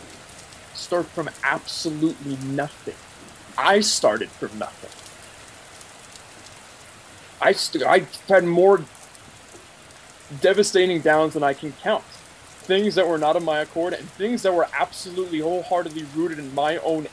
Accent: Oakland, California, United States; I grew up in Oakland

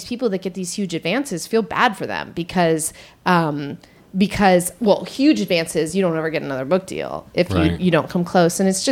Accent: Marin, Northern California, United States; I'm from Northern California

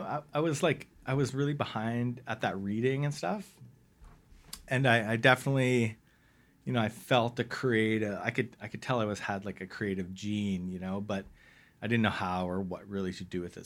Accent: West Vancouver, British Columbia, Canada; also born or lived in Ottawa / Toronto / Bowen Island; I grew up in West

